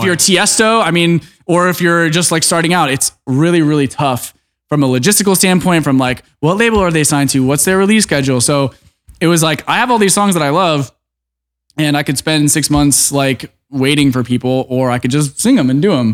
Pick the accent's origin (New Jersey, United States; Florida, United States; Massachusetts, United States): Florida, United States; Orlando; moved away; I grew up in Orlando